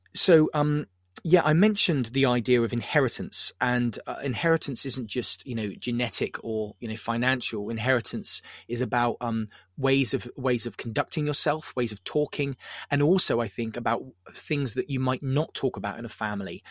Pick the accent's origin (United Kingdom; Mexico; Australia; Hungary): United Kingdom; Southampton, South East England; I'm from Southampton